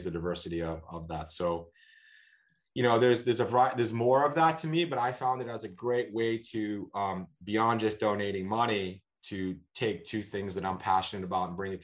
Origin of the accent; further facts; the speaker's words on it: Boston, Massachusetts, United States; moved away; I'm from Boston originally